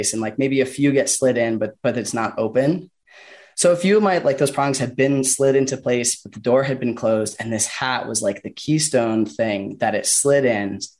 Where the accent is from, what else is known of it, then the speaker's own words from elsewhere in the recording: Boulder, Colorado, United States; also born or lived in California / Washington; my hometown in Boulder